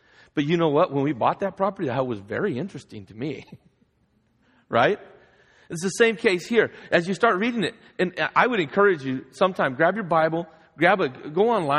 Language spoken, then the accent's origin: English; Guadalajara, Jalisco, Mexico; As most of you know, I grew up in Guadalajara, Mexico. My parents are missionaries down there.